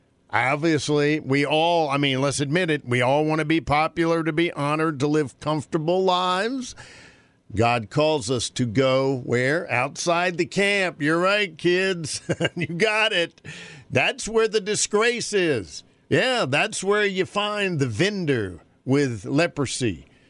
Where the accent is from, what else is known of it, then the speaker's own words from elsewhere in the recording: North Carolina, United States; moved away; Because growing up in North Carolina, it was very, that was a normal day